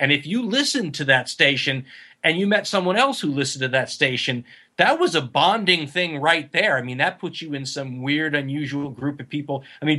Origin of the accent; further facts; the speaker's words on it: Los Angeles, California, United States; I'm from Los Angeles. I was in Los Angeles. So the Valley, San Fernando Valley.